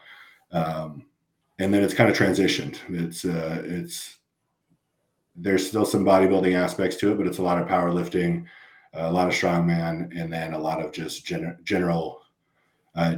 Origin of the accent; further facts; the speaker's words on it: Los Angeles, California, United States; moved away; I grew up in the LA County area way back when hip hop was just a baby